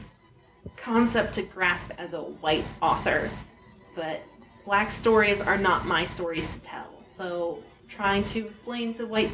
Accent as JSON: {"language": "English", "region": "Montana", "country": "United States", "tie": "born or raised there", "said": "I was raised in Montana as a middle-class"}